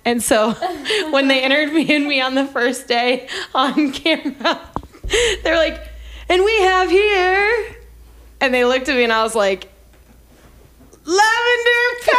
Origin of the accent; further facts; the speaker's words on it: Raleigh, North Carolina, United States; moved away as an adult; also born or lived in Missouri; now in Kansas City, United States; I am from Raleigh, North Carolina. I was born and raised there.